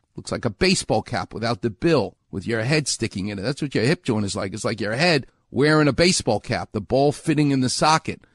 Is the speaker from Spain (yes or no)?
no; New York, United States; moved away; I'm from New York.